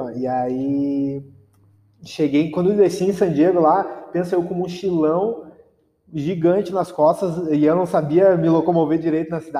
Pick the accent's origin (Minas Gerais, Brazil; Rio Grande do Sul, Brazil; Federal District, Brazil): Rio Grande do Sul, Brazil; Viamão; vim, vim, de, vim de Viamão.